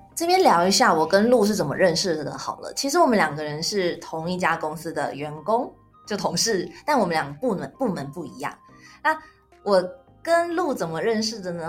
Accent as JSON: {"language": "Chinese", "country": "Taiwan", "moved": "as an adult", "lives_now": "Japan", "said": "你怎么知道我是台湾人"}